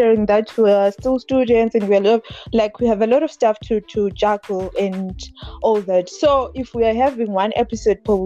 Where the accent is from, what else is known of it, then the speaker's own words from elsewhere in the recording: Bulawayo, Zimbabwe; I come from Bulawayo, the city of kings and queens